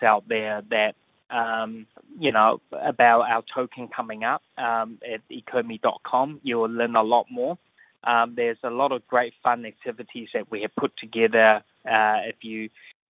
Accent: New Zealand; moved away as an adult; also born or lived in Asia; I grew up in New Zealand.

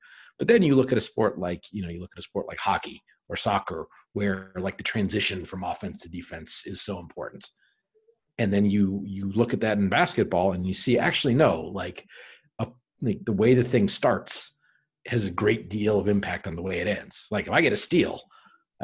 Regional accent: Anchorage, Alaska, United States; moved away; I'm originally from Anchorage, Alaska

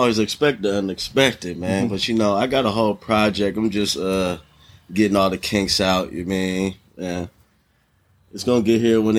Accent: San Diego, California, United States; also born or lived in Detroit, Michigan; I was born in Detroit, Michigan, you know what I mean? Shouts out to the D. Yes, sir. Raised out here in sunny San Diego, but I've been here, there, everywhere

